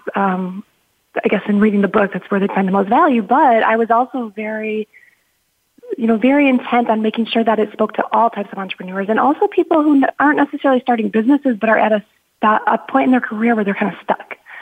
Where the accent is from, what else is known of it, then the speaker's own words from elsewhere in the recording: Midwest, United States; also born or lived in Chicago; I grew up in the Midwest. You know, I had a a very, I guess, typical Midwestern family.